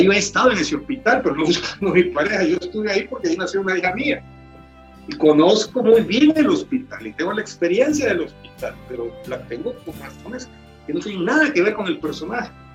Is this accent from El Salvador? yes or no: yes; El Salvador; moved away; soy escritor salvadoreño en el sentido de que el país que me marcó, el país que me hirió, el país que me dio los temas